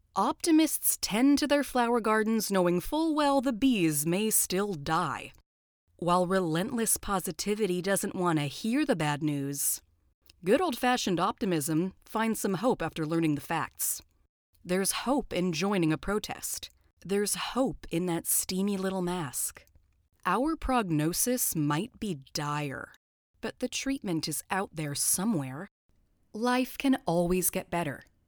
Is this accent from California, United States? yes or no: yes; Southern California, United States; I'm from Southern California